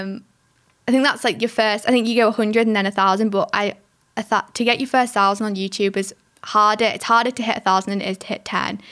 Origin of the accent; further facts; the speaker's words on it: England, United Kingdom; I am from England